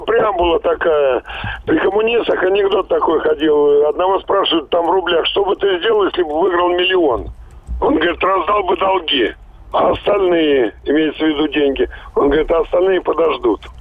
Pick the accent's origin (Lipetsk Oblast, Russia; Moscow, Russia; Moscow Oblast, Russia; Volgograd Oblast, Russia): Volgograd Oblast, Russia; Volgograd; с Волгограда